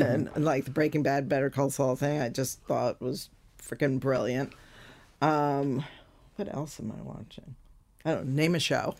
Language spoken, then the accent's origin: English; United States; as an American